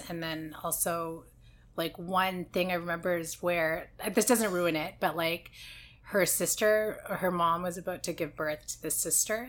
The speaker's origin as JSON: {"language": "English", "town": "Vancouver", "region": "British Columbia", "country": "Canada", "tie": "born or raised there", "said": "two Asians born and raised in Vancouver"}